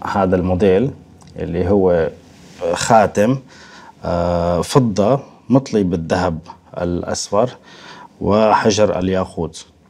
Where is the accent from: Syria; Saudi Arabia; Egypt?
Syria; moved away as an adult; now in Moscow, Russia; الاصل سوريا